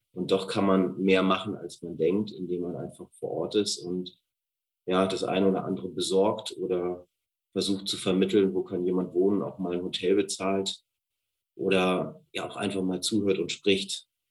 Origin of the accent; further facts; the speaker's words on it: Hamburg, Germany; moved away as an adult; also born or lived in France / United Kingdom / Liechtenstein / Scandinavia; Ich bin ursprünglich aus Hamburg und wohne da mit meiner Familie und meinen drei Kindern.